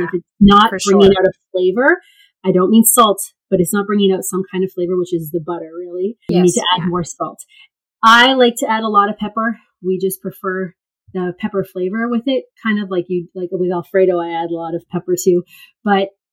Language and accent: English; Canada; also born or lived in South Korea; I'm Canadian